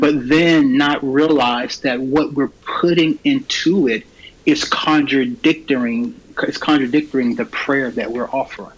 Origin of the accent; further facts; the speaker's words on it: Raleigh, North Carolina, United States; born and raised in Raleigh